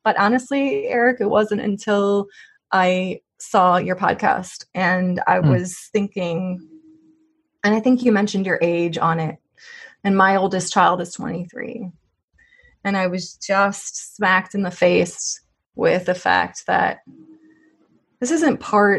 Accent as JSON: {"language": "English", "region": "Missouri", "country": "United States", "tie": "born or raised there", "said": "she's from my home state. Yeah. Missouri"}